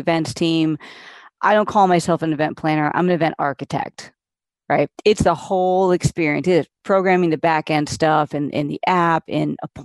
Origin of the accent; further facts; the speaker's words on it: New England, United States; moved away; I'm originally from New England and I moved south